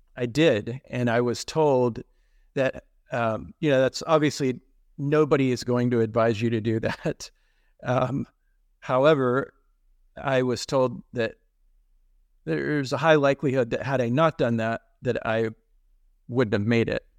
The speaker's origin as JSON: {"language": "English", "region": "Texas", "country": "United States", "tie": "born or raised there", "moved": "yes", "lives_now": "Pittsburgh, United States", "said": "where I grew up in Texas"}